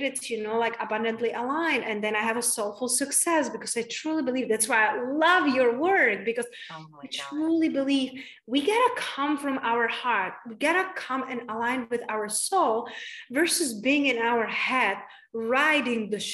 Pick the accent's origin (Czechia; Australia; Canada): Czechia; also born or lived in London / Spain / United States; now in Tulum, Mexico; I moved from Czech Republic, and I live in London, and I live in Spain, and then I live in the United States for 11 years